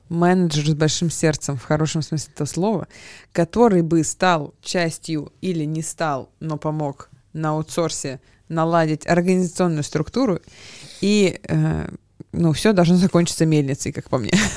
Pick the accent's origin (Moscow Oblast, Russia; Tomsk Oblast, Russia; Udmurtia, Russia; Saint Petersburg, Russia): Moscow Oblast, Russia; Chekhov; никакая я не москвичка, я же в военной а, части родилась и выросла там